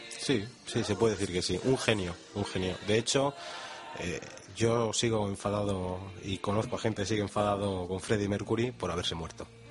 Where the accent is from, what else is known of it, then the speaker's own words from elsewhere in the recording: Madrid, Community of Madrid, Spain; somos la capital de España